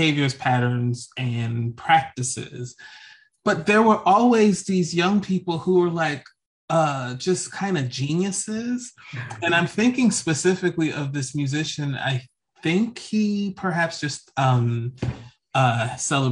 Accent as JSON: {"language": "English", "region": "New Jersey", "country": "United States", "tie": "born or raised there", "said": "I was growing up in New Jersey"}